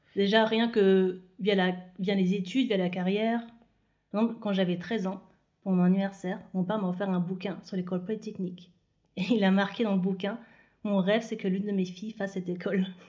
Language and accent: French; Moselle, Lorraine, Grand Est, France; moved away; also born or lived in Île-de-France; je suis née en Moselle, en Lorraine